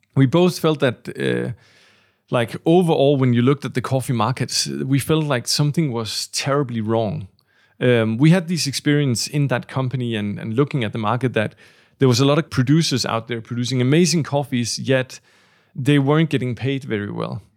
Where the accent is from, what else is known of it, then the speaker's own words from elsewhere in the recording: Denmark; the three of us, uh, are from Denmark